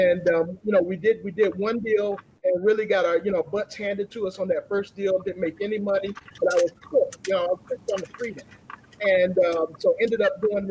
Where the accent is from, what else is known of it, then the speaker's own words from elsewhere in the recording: Atlanta, Georgia, United States; I grew up here in Atlanta, Georgia